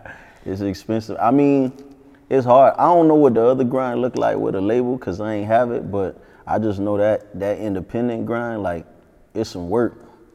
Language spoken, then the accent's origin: English; North Miami, Florida, United States; born or raised there; also born or lived in Jamaica